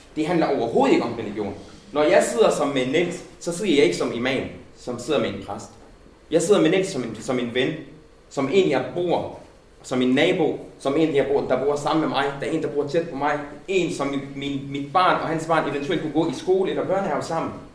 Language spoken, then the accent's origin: Danish; Denmark; jeg er nærmest født i Danmark, øh, fået min gymnasielle uddannelse og min folkeskole og mit universitetsuddannelse på danske folkeskoler og gymnasier